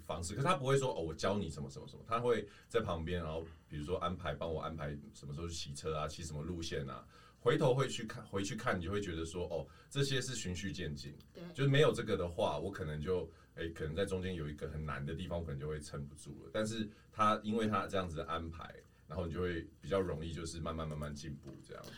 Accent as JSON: {"language": "Chinese", "region": "Taoyuan", "country": "Taiwan", "tie": "born or raised there", "said": "我是桃园人嘛"}